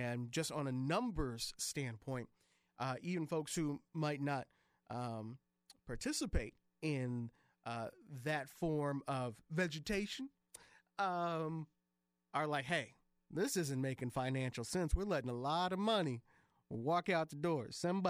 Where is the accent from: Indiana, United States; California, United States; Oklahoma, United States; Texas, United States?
Indiana, United States; Michigan City; That is my hometown